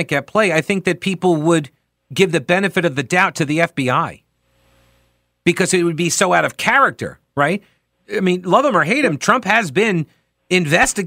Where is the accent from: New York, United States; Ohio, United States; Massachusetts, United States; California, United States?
New York, United States; I'm from New York.